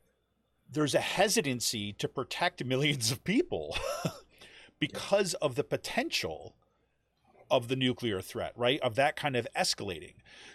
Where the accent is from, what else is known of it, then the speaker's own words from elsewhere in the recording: Utica, New York, United States; also born or lived in Syracuse, New York; growing up in Utica, New York, and then spending some time in Syracuse.